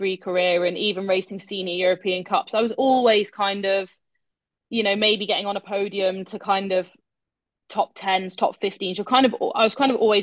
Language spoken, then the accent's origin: English; United Kingdom; being British